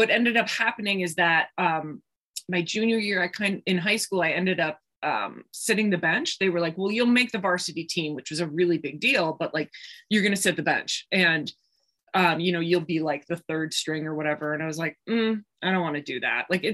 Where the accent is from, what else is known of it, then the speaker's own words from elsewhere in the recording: Milwaukee, Wisconsin, United States; I grew up in Milwaukee, Wisconsin, which is only about 90 miles north of Chicago.